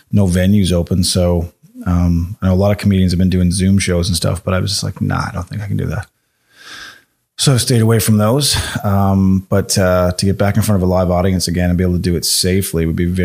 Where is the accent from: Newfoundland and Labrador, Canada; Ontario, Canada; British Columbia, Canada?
Newfoundland and Labrador, Canada; also born or lived in Halifax, Canada; now in Calgary, Canada; I'm from Newfoundland, just another province over, a little island off the coast there.